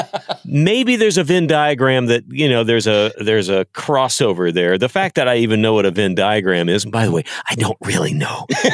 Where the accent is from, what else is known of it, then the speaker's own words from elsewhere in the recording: Texas, United States; I grew up in Texas. I was a Cowboy fan.